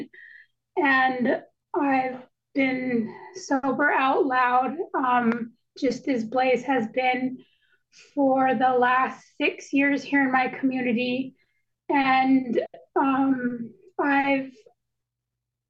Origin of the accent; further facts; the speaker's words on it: Naknek, Alaska, United States; I'm from Naknek, Alaska.